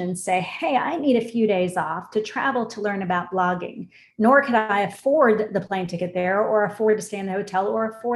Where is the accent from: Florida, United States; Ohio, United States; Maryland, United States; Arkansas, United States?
Florida, United States; Orlando; I grew up here in Orlando, born and raised here